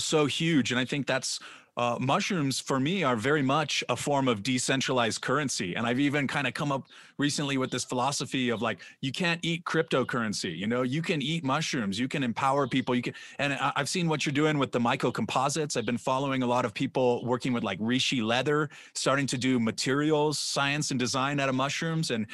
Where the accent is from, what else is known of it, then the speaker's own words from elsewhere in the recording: California, United States; I'm from California